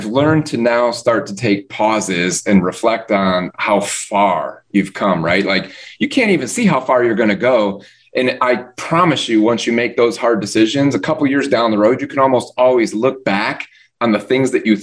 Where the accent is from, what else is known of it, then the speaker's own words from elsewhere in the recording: Midwest, United States; now in Florida, United States; Living in Florida, I grew up in the Midwest